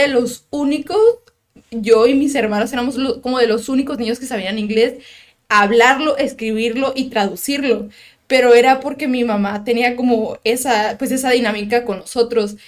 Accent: Tijuana, Baja California, Mexico; also born or lived in United States; toda mi vida he vivido en Tijuana

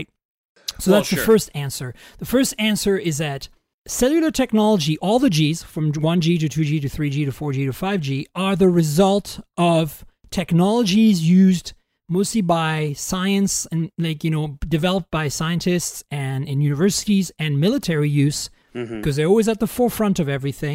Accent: Canada; I'm also a Canadian, so I could say Canada.

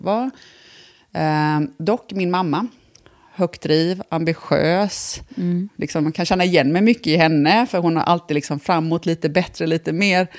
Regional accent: Bankeryd, Jönköping County, Sweden; moved away as an adult; also born or lived in Vietnam; now in Älmhult, Sweden; jag är då född i Jönköping. Sen eh, väldigt tidigt, alltså när jag var liten, liten, så jag känner ju mer att jag, flyttade till Bankryd, som är en villaförort till mm. Jönköping. Mm. Mm. Och det är där jag egentligen är uppvuxen.

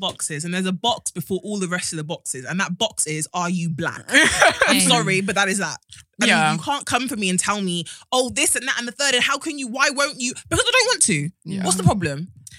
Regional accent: South West England, United Kingdom; So like I said, I grew up in Wiltshire, predominantly white area.

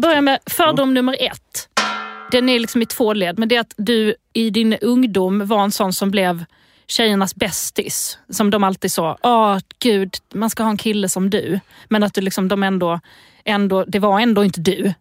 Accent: Lund, Skåne, Sweden; accent: Lund dialect; also born or lived in Eslöv; Jag kommer från Lund

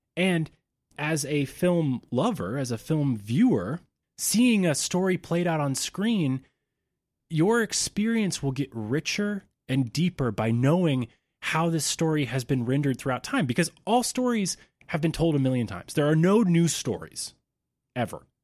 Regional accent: Georgia, United States; moved away as an adult; I had to move back to my home state of Georgia

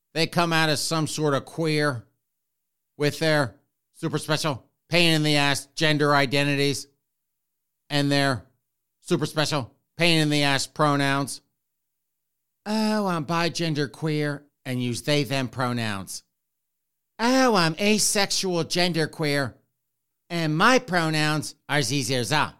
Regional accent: Spartanburg, South Carolina, United States; moved away; I grew up in the South, in Spartanburg, South Carolina

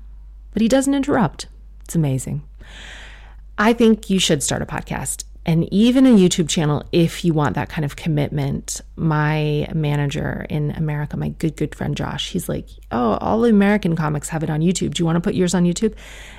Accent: South Africa; I am South African. I'm a Muslim woman who has a lot of opinions.

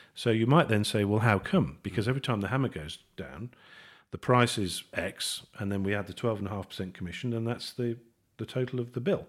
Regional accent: Birmingham, West Midlands, United Kingdom; I'm a Brummie

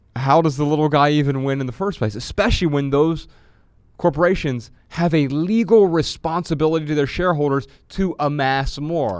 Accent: Dayton, Ohio, United States; moved away; When I traveled back to Dayton, Ohio last month on a quick break from tour, I felt revived by waves of nostalgia as I maneuvered through my hometown

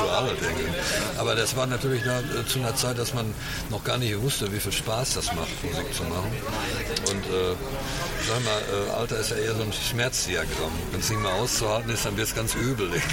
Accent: Hagen, North Rhine-Westphalia, Germany

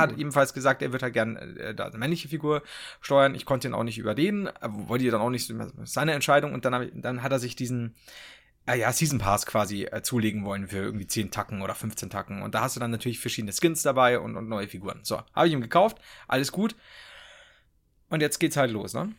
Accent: Regensburg, Bavaria, Germany; ich komme aus Regensburg

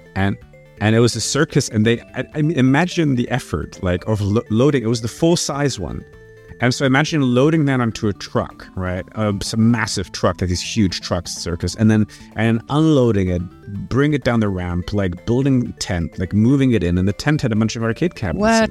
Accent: Brussels, Brussels-Capital Region, Belgium; moved away as an adult; also born or lived in France / New York, United States; I was growing up in Brussels, but spending quite a lot of time in France because my parents had a house there in the south

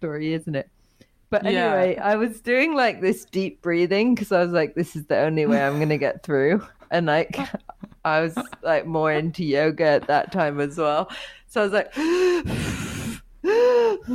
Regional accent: United Kingdom; we are British

